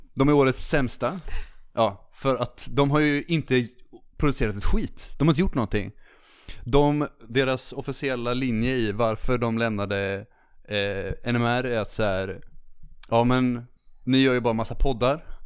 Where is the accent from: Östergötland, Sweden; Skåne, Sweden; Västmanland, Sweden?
Östergötland, Sweden; Linköping; i Linköping då, där jag är ifrån